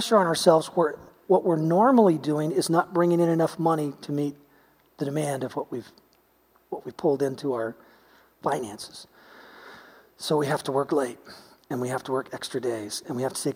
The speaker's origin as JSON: {"language": "English", "country": "United States", "said": "we're American."}